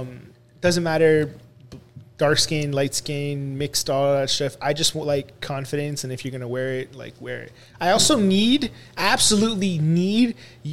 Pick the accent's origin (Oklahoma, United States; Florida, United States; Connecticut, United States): Florida, United States; Boca Raton; Oh my God, Miami! I'm from Boca.